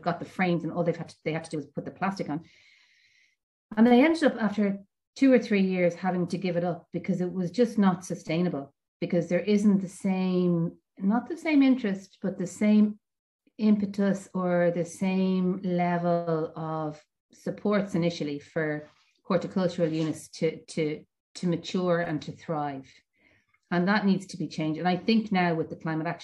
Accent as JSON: {"language": "English", "town": "Dublin", "region": "Leinster", "country": "Ireland", "moved": "yes", "lives_now": "Mayo, Ireland", "said": "I'm from Dublin originally"}